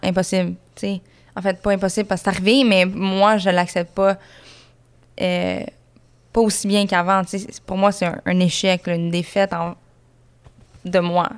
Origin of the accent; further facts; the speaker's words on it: Saint-Jean-sur-Richelieu, Quebec, Canada; j'ai grandi à Saint-Jean, sur Richelieu